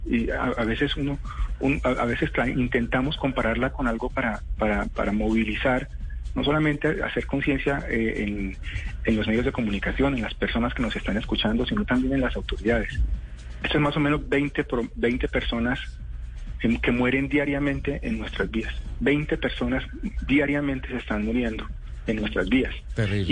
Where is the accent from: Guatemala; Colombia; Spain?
Colombia; estamos viviendo como colombianos una tragedia silenciosa